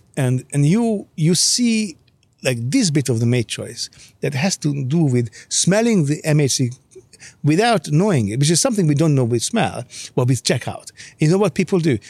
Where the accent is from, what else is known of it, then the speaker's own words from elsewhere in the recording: Hungary; English is a second language; moved away; I grew up in Hungary